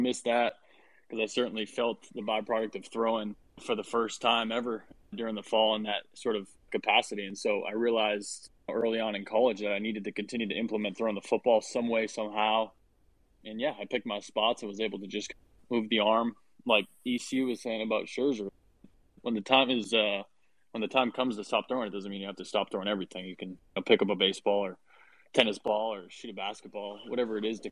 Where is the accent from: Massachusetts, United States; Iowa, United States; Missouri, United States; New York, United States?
Massachusetts, United States; growing up in Massachusetts